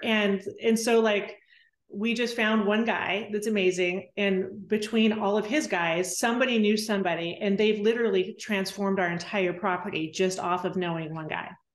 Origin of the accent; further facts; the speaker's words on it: Temecula, California, United States; moved away as an adult; now in Weatherford, United States; I grew up in Temecula